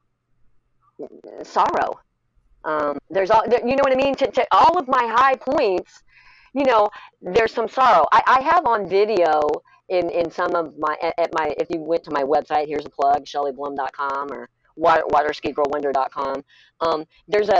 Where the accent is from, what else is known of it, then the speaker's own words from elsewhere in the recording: Lake of the Ozarks, Missouri, United States; I'm from Lake of the Ozarks, I'm a bit of a hillbilly